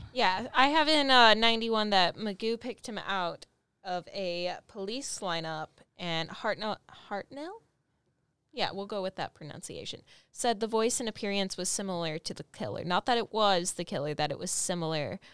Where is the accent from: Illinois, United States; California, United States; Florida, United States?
California, United States; I grew up in California